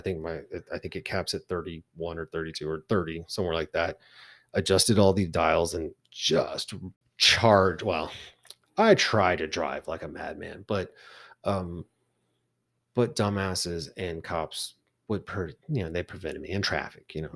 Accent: Texas, United States; And I said, "Texas."

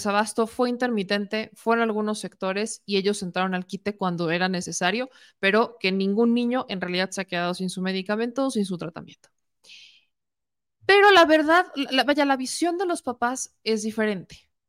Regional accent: Puebla, Mexico

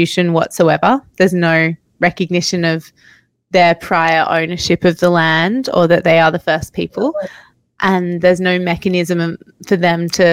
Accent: Australia; It's where I grew up right beside the ocean. I'm actually here in my hometown at the moment

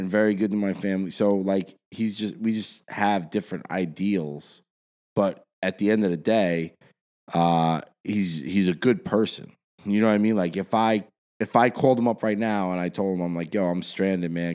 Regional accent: South Orange, New Jersey, United States; also born or lived in Dumont, New Jersey; I grew up, I grew up in South Orange before I, I lived in Dumont

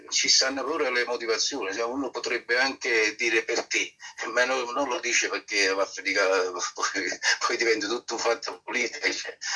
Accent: Naples, Campania, Italy; Sì, sì, sei eh. ai partiti spagnoli

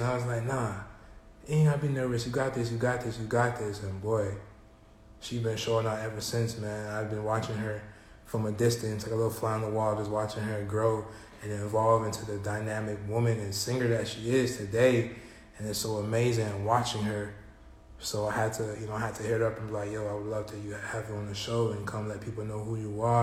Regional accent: Broward County, Florida, United States; I'm from Broward.

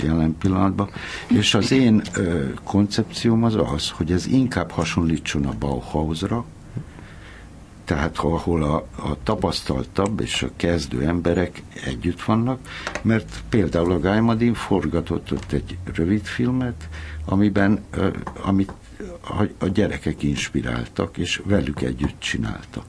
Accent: Hungary; moved away as an adult; amikor én fölnőttem, akkor abban nőttem föl, hogy ez egy zárt ország volt

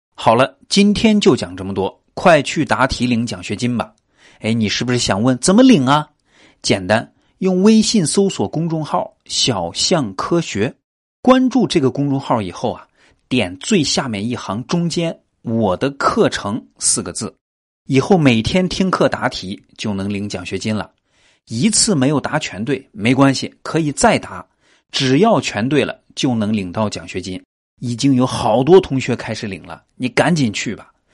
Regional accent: China; 我们中国人啊，特别爱吃猪肉

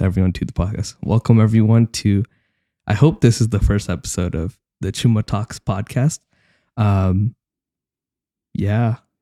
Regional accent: Dallas, Texas, United States; I'm from Dallas, Texas

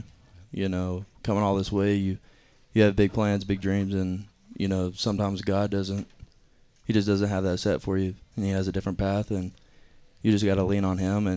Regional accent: Chipley, Florida, United States; moved away as an adult; now in Brookings, South Dakota, United States; I'm from Chipley, Florida. It's a small town in the panhandle of Florida, right in the middle of Tallahassee and Pensacola

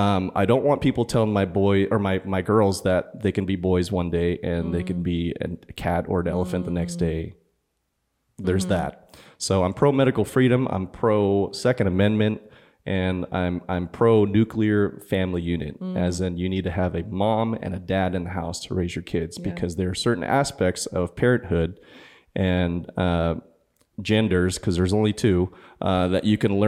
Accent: California, United States; also born or lived in San Diego / Fresno; It sucks because I was born and raised in California. I grew up Bay Area, went to San Diego for college for a little bit, went to Fresno, graduated Fresno, lived there for 7 years, went back to San Diego.

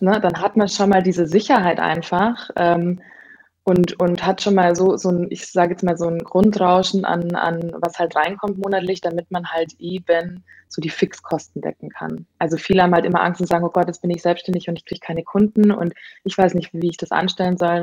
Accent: Bavaria, Germany; moved away as an adult; also born or lived in Hamburg; ich komme ursprünglich aus Bayern

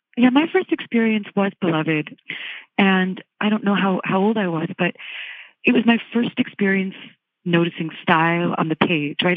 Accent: Virginia, United States; I grew up in Virginia

